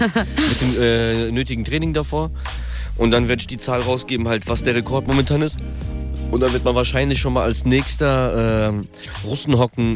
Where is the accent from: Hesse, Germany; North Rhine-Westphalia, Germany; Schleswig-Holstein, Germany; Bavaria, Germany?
Hesse, Germany; Darmstadt; also born or lived in Kyiv, Ukraine / Frankfurt; geboren in der Ukraine, in Kiew 1988, komme aus Darmstadt